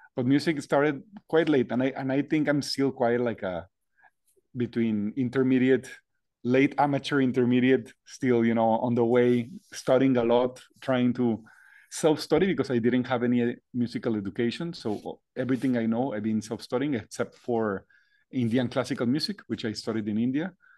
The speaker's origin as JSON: {"language": "English", "town": "Monterrey", "region": "Nuevo León", "country": "Mexico", "tie": "born or raised there", "said": "I was born and raised in the north of Mexico, Monterrey"}